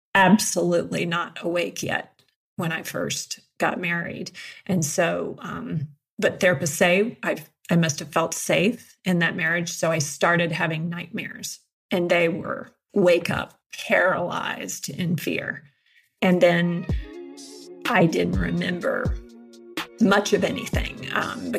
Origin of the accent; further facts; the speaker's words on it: Georgia, United States; now in Colorado, United States; I'm from Georgia